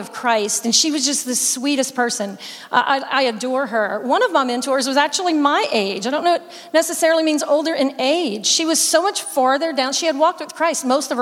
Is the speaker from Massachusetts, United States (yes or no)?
no; South Louisiana, United States; My whole family is Cajun. I'm from South Louisiana.